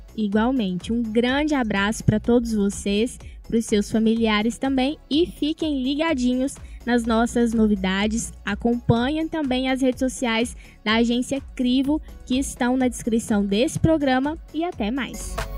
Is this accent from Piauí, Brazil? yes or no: no; Tocantins, Brazil; moved away as an adult; now in Patos de Minas, Brazil; Eu vim lá do Tocantins